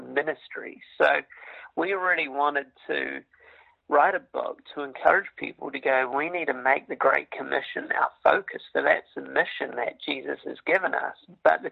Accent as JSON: {"language": "English", "country": "New Zealand", "tie": "born or raised there", "moved": "as an adult", "lives_now": "Ohio, United States", "said": "I'm originally from New Zealand, born and raised over there."}